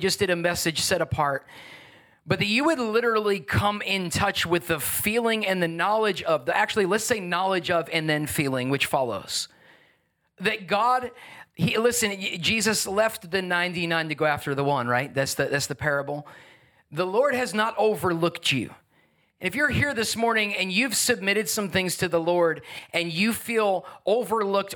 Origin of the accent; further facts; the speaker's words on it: Long Island, New York, United States; moved away; also born or lived in New Jersey; I grew up on Long Island, New York, and then in New Jersey.